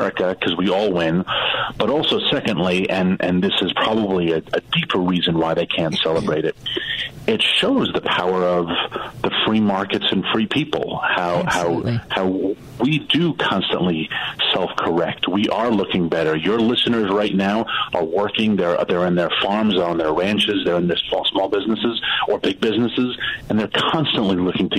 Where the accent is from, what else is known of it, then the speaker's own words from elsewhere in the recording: East Coast, United States; I'm from the Queen East Coast